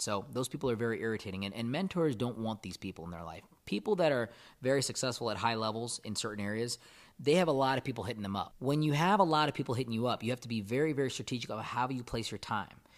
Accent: India; moved away; I'm from India, I would love to give to a charity that does stuff in my home country.

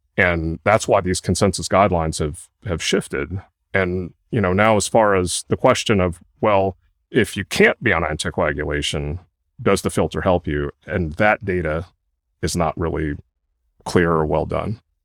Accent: Kentucky, United States; moved away as an adult; also born or lived in Durham, North Carolina / Stanford, California / Oregon; now in Santa Clara, United States; I grew up in Kentucky

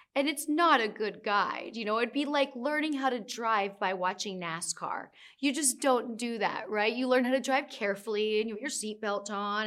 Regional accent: United States; now in New York City, United States; I'm from the United States. I live in New York City.

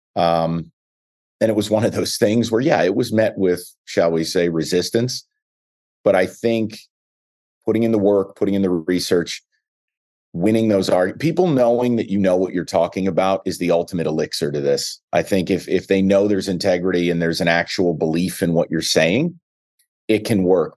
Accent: New York, United States; now in Detroit, United States; I was a kid from New York

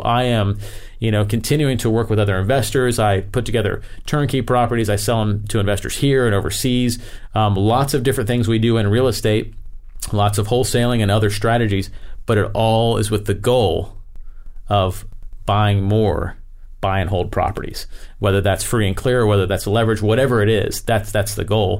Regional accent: Tampa, Florida, United States; I grew up in Florida, uh, in the Tampa area.

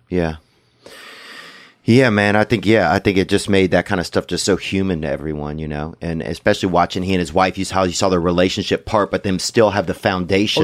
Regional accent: Louisiana, United States; I'm from Louisiana

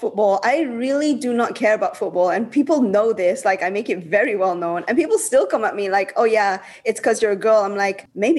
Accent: Birmingham, West Midlands, United Kingdom; now in Malaysia; I'm from England. It doesn't happen as much anymore, but like one of the first questions people used to ask me was like, oh, England where? And I said, oh, I'm from Birmingham.

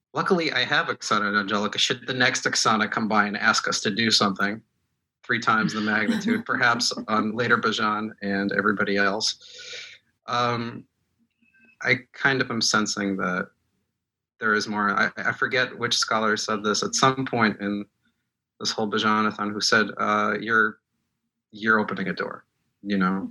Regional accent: Moscow, Russia; English is a second language; moved away; I was born in Moscow. I speak Russian.

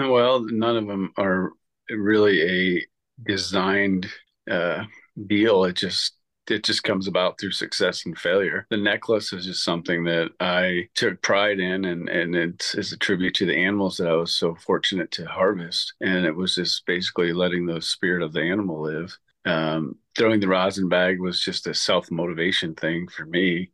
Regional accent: Massachusetts, United States; I was a born and bred Red Sox fan growing up in Massachusetts

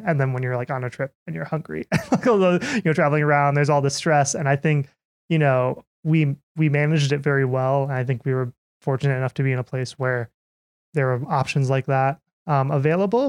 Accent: Minnesota, United States; moved away; I'm from Minnesota.

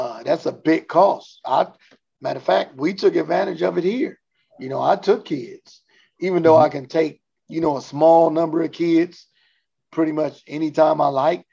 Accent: Compton, California, United States; now in Omaha, United States; in Compton, our rival, where I grew up at, our rival neighborhood is directly across the street off of Compton Boulevard

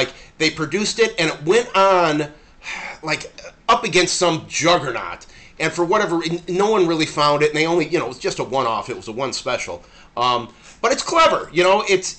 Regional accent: Chicago, Illinois, United States; we were growing up in Chicago

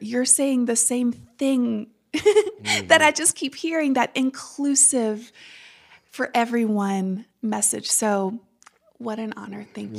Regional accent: St. Francisville, Louisiana, United States; I grew up in St. Francisville, Louisiana.

